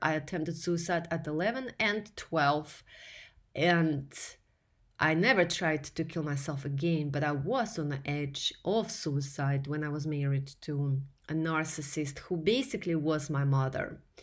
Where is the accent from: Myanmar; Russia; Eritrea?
Russia; English is a second language; moved away as an adult; now in United States; here in America, where I came from Russia as a male ordered bride in 2008